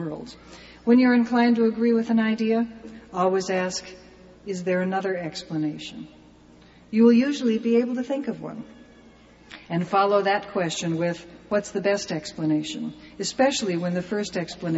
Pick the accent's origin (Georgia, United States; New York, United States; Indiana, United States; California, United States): California, United States; I'm from California